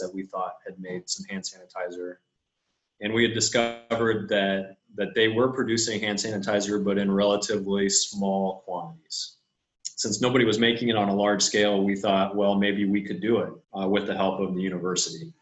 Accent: Columbus, Nebraska, United States; I grew up near Columbus, Nebraska, and my mom was a teacher

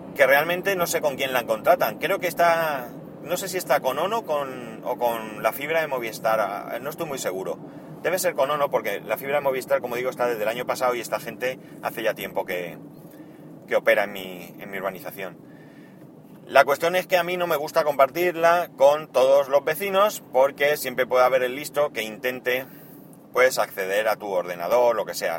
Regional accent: Spain

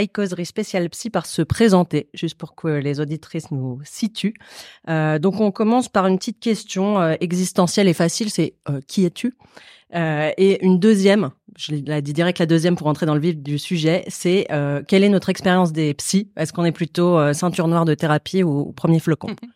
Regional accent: Paris, Île-de-France, France; je suis une femme cis de 37 ans. Euh, je suis parisienne, je suis blanche, je suis lesbienne.

